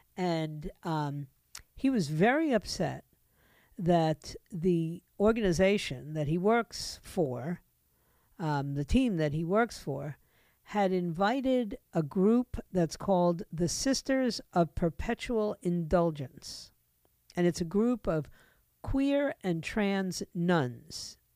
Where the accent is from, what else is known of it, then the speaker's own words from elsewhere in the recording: New York City, New York, United States; moved away; I grew up in New York City